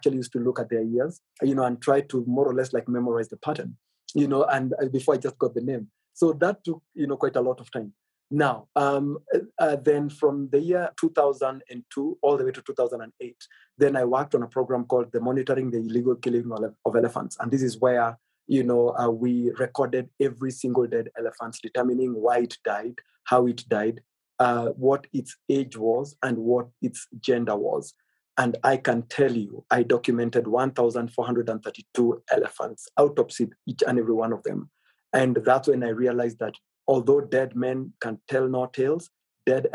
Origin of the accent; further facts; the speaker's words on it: Samburu County, Kenya; I come from the Samburu culture